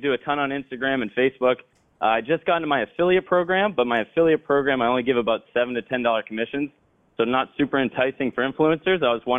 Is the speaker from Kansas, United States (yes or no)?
no; Boston, Massachusetts, United States; I am from Boston, Massachusetts.